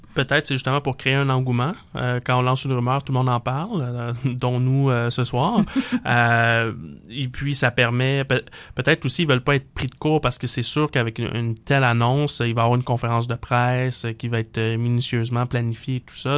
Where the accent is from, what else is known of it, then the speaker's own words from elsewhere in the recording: Montreal, Quebec, Canada; also born or lived in Plateau Mont-Royal, Montreal; quand j'étais petit à Saint-Léonard